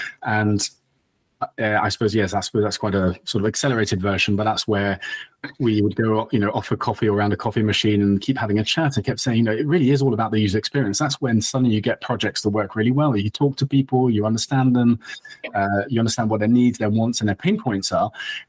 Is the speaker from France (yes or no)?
yes; France; English is a second language; moved away as an adult; now in United Kingdom; I'm actually half French. I grew up in France, and nice. I think I lost the accent along the way. But I actually came to the UK to study law